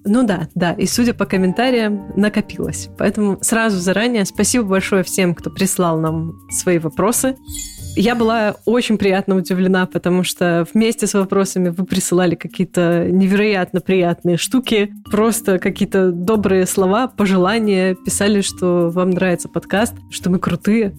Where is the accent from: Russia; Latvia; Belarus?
Belarus; Gomel, Gomel Region; moved away as an adult; also born or lived in Minsk, Belarus; now in Poland; Я белорусская, родилась и выросла в Гомеле